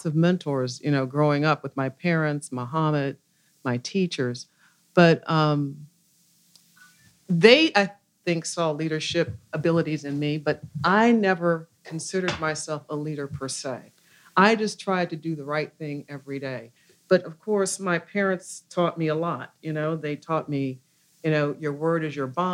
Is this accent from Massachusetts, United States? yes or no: no; Louisville, Kentucky, United States; I was raised here in Louisville, Kentucky, born here, raised here, went to school here